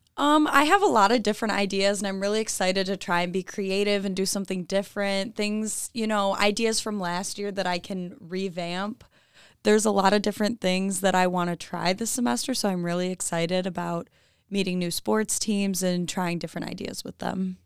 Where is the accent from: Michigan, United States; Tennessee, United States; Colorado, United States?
Michigan, United States; Clarkston; I'm from Clarkston, Michigan.